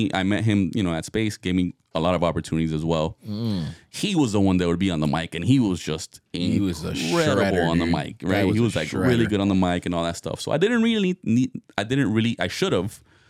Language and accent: English; Miami, Florida, United States; now in Hollywood, United States; I mean, yeah, I'm in Hollywood, no, but I'm from Miami.